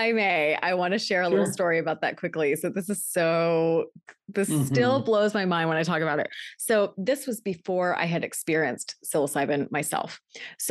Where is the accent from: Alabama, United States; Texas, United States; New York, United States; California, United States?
Texas, United States; I'm from Texas